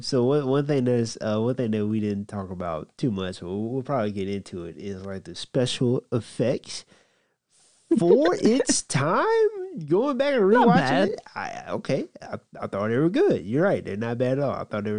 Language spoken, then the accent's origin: English; the South, United States; I'm from the South.